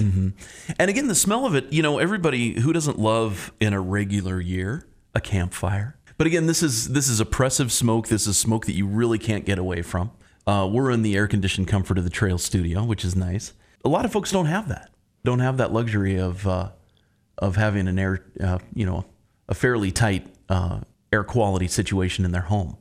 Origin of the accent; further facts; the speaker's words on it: Bozeman, Montana, United States; now in Missoula, United States; growing up in Bozeman